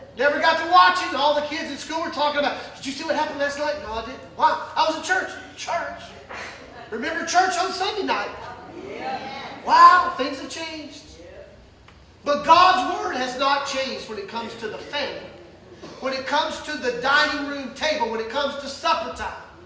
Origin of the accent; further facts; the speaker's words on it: the South, United States; growing up in the South